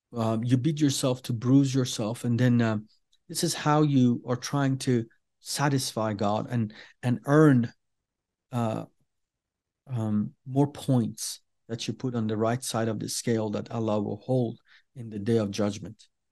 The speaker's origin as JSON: {"language": "English", "country": "Iran", "first_language": "Persian", "second_language": "English", "said": "we are Iranians, we are Persians, we speak Farsi"}